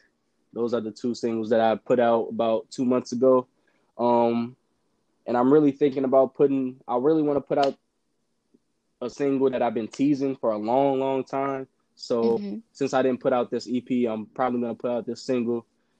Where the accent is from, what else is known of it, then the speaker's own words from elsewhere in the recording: Indiana, United States; I'm from Indiana. So it's a lot of people that I messed with back in the day in high school.